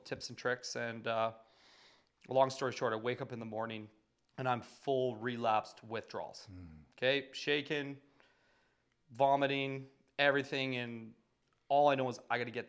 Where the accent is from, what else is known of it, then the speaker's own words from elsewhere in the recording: Calgary, Alberta, Canada; I'm born and raised in Calgary